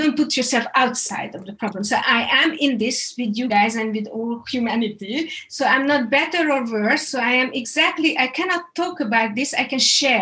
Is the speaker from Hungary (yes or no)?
yes; Hungary; I'm coming from Hungary, and growing up in a communistic system, there was one media and nobody trusted it